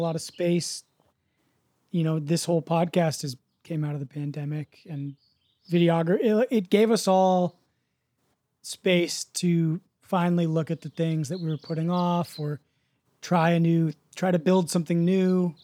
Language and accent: English; United States; growing up in the States